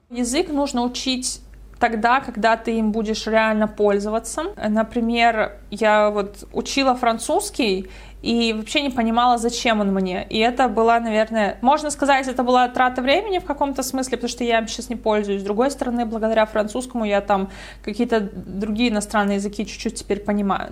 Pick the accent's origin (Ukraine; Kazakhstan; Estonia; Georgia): Estonia; moved away; Я сама из Эстонии